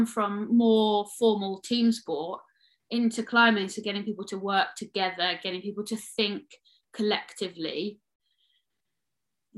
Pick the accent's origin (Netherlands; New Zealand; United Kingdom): United Kingdom; Midlands; I grew up in the Midlands